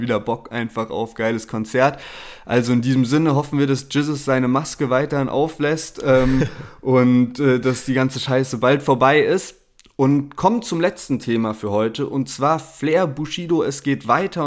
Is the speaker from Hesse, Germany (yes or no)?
no; Heidelberg, Baden-Württemberg, Germany; bei uns in Heidelberg